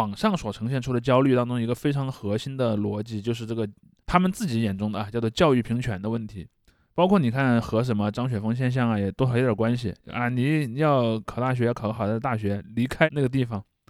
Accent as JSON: {"language": "Chinese", "region": "Henan", "country": "China", "said": "然后这个东西就导致我们河南人失去了非常重要的一个"}